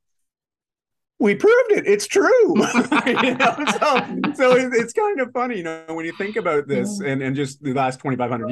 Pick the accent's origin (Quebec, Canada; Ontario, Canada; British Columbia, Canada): Ontario, Canada; outside of Toronto; moved away as an adult; now in Vancouver, Canada; I grew up outside of Toronto